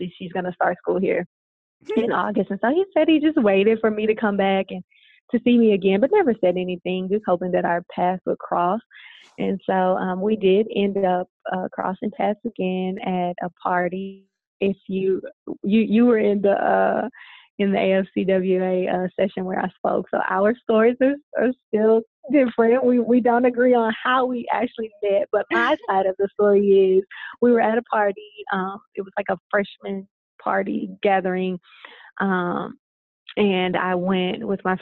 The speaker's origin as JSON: {"language": "English", "region": "Louisiana", "country": "United States", "moved": "yes", "lives_now": "Arizona, United States", "said": "I'm from the South. I'm from Louisiana."}